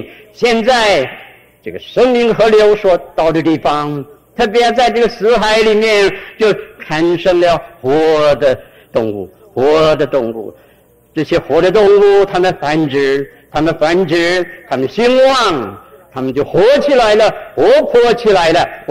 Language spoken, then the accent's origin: Chinese; Guangdong, China; accent: Cantonese; 我们广东话哎叫钱叫水，叫水